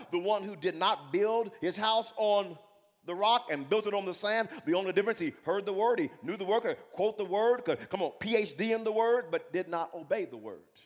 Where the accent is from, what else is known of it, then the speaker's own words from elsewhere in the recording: Wewoka, Oklahoma, United States; when I grew up in Wewoka